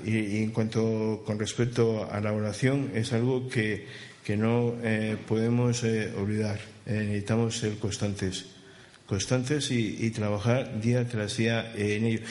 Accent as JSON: {"language": "Spanish", "area": "Alicante", "region": "Valencian Community", "country": "Spain", "moved": "yes", "lives_now": "Barcelona, Spain", "said": "lo de mi tierra. Saben que por allá, por Alicante"}